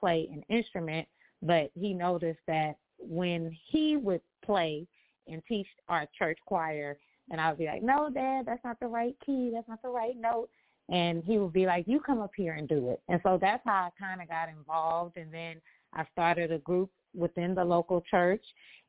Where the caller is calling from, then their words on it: Los Angeles, California, United States; I am calling from Los Angeles, California, sunny California.